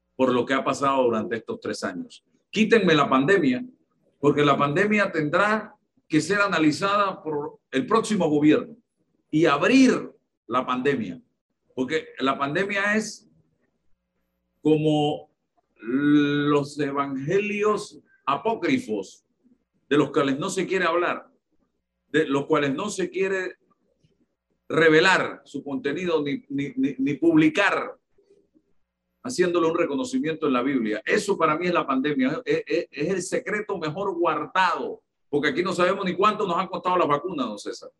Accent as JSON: {"language": "Spanish", "country": "Panama", "said": "estoy hablando como panameño"}